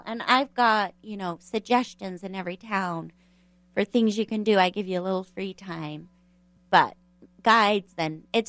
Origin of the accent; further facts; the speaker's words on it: United States; Because we're American